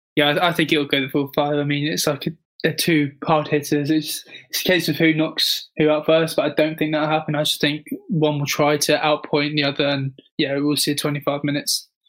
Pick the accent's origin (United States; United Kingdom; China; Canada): United Kingdom; as a Brit